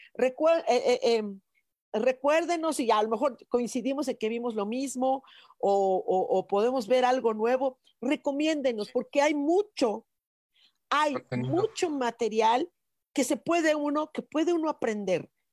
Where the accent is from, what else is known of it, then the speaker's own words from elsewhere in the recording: Mexico City, Mexico; somos chilangos